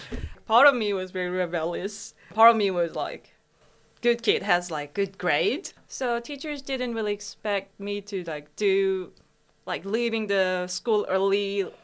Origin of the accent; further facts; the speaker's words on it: Busan, South Korea; English is a second language; moved away as an adult; also born or lived in Seoul, South Korea; now in Queensland, Australia; In Busan. Until I was in middle school, even until I was 14, Busan was popular tourist spot to Koreans, but there weren't really like people from other countries there.